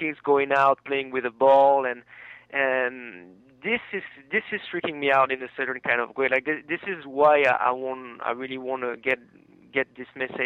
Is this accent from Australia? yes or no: no; France; now in United States; I come from France